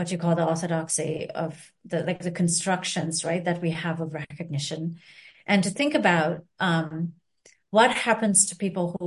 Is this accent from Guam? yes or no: no; Sri Lanka; now in United States; I'm from Sri Lanka